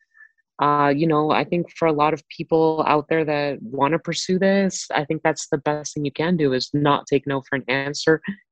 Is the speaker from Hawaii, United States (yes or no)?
no; Miami, Florida, United States; moved away as an adult; also born or lived in Orlando, Florida; now in Baltimore, United States; I definitely was in Miami for the majority of my life